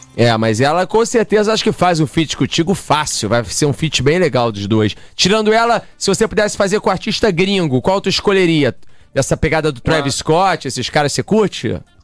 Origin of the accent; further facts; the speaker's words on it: Rio de Janeiro, Brazil; a gente é do Rio aqui